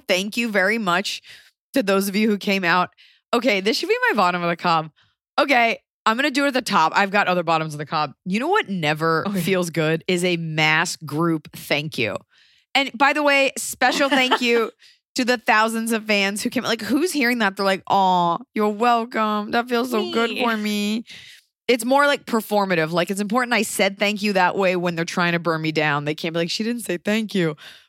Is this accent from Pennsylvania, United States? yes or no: yes; Philadelphia, Pennsylvania, United States; And so it's just like, we're three friends from Philly.